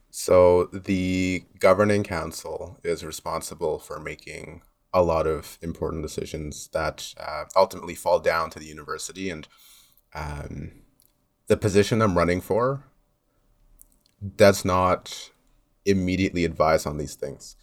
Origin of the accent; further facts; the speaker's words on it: Mississauga, Ontario, Canada; also born or lived in Loudoun County, Virginia; I've, uh, grown up here in Mississauga. I've lived here all of my life